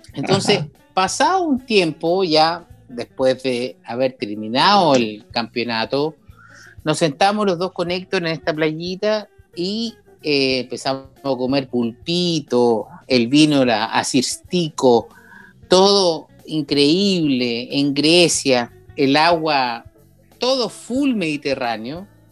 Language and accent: Spanish; Chile; hay algo que tenemos en Chile